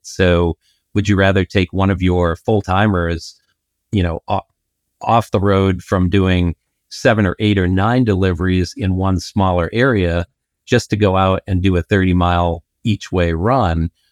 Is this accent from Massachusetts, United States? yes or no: yes; Boston, Massachusetts, United States; I'm from Boston.